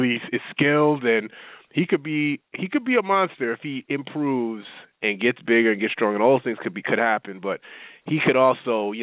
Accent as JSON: {"language": "English", "town": "New York City", "region": "New York", "country": "United States", "said": "I'm from Brooklyn"}